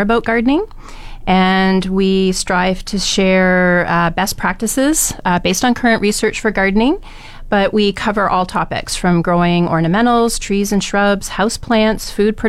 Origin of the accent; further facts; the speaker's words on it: southern Ontario, Canada; moved away as an adult; now in Fort McMurray, Canada; Originally grew up in southern Ontario